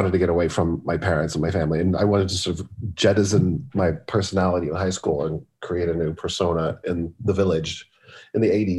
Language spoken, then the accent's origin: English; Los Angeles, California, United States; In LA.